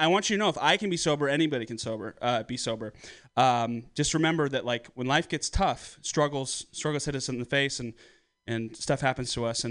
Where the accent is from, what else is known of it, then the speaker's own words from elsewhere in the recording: San Francisco, California, United States; I was born and raised in San Francisco